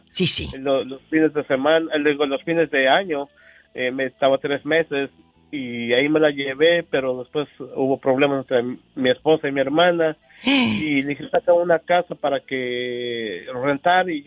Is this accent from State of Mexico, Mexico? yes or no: yes; Tenancingo, State of Mexico, Mexico; Pues a mi pueblo, a Tenancingo, Estado de México.